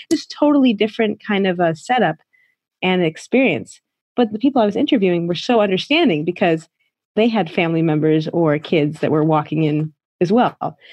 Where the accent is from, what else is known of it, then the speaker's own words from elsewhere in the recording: United States; moved away as an adult; now in Shanghai, China; I am American. I've been living in China for 17 years. I'm in Shanghai